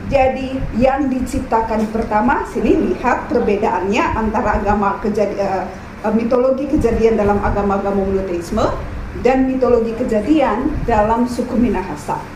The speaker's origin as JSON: {"language": "Indonesian", "town": "Timika", "region": "Papua", "country": "Indonesia", "tie": "born or raised there", "said": "saya nggak besar di Manado, saya besar di daerah perantauan di daerah Timika, Irian Jaya, Papua Barat karena papa saya bekerja di Freeport."}